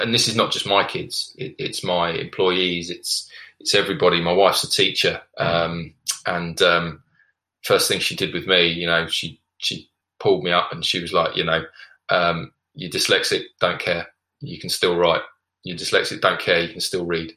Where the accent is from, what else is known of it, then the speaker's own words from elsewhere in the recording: United Kingdom; being a British male